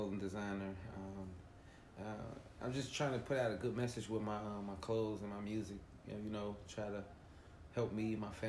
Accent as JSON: {"language": "English", "town": "Cincinnati", "region": "Ohio", "country": "United States", "tie": "born or raised there", "said": "Cincinnati, Ohio. Lincoln Heights, to be exact."}